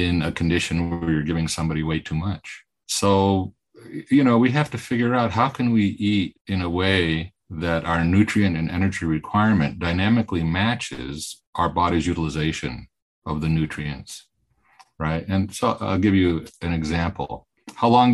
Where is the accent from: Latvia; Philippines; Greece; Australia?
Greece; moved away; I'm from Greece, so I'm very interested in the Mediterranean diet. And I grew up in Greece